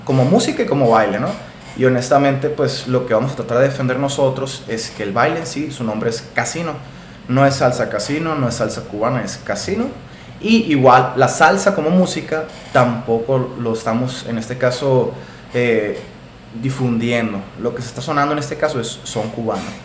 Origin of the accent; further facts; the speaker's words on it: Hermosillo, Sonora, Mexico; soy aquí originario de Hermosillo, Sonora